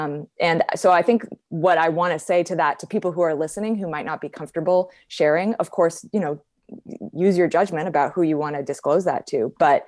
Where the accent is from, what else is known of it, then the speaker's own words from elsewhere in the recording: California, United States; I grew up in Southern California.